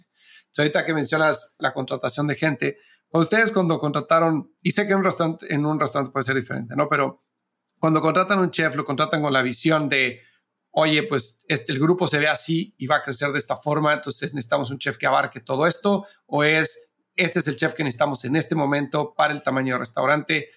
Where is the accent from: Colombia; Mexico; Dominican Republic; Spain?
Mexico; moved away as an adult; now in United States; siendo mexicano de Estados Unidos, yo llevo viviendo acá 13 años